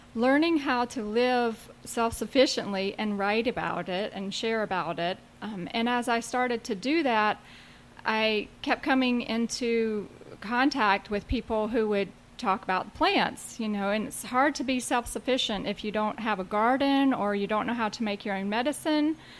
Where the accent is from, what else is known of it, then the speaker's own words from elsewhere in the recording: South Carolina, United States; moved away as an adult; also born or lived in Asheville, North Carolina; now in Asheville area, North Carolina, United States; I grew up in South Carolina